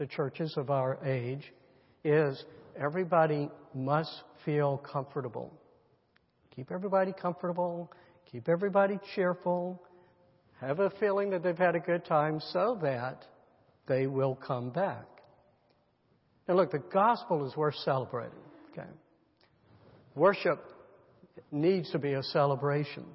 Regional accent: United States; we're Americans

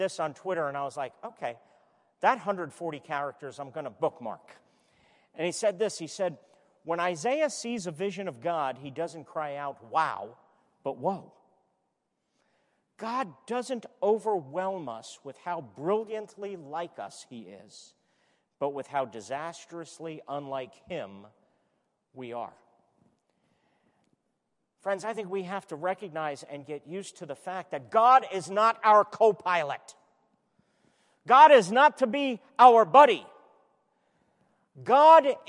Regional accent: New York City, New York, United States; I was born in Brooklyn

